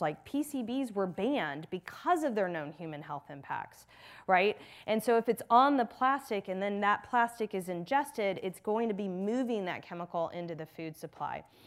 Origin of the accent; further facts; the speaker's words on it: Texas, United States; moved away; I grew up in Texas, in the South